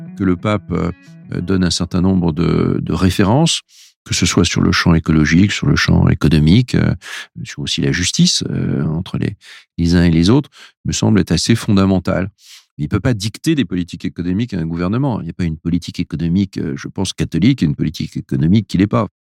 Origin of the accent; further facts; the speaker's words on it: France; on est des Français, on est issu d'une culture